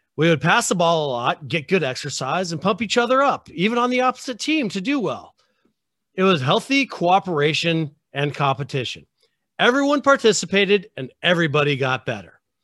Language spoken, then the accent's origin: English; United States